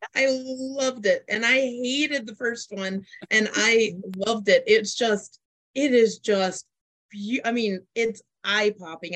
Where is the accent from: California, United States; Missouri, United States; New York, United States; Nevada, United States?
Nevada, United States; Las Vegas; I'm from Las Vegas, I'm Las Vegas based